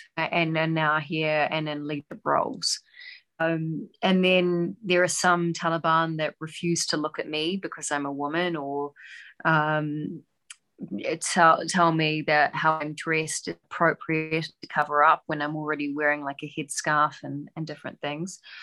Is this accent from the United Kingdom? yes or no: no; New Zealand; now in Doha, Qatar; I'm a New Zealander